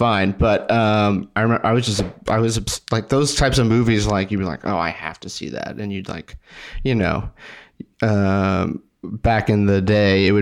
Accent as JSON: {"language": "English", "town": "Sugar Land", "region": "Texas", "country": "United States", "also_born_or_lived": "Austin, Texas", "said": "I'm from Houston, outside of Houston, Sugar Land, Missouri City"}